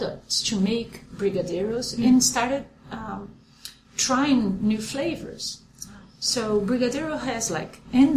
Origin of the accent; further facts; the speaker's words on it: São Paulo, Brazil; moved away as an adult; now in Columbus, United States; I'm from São Paulo, Brazil. I was born, in fact, in a very small town in the countryside of São Paulo.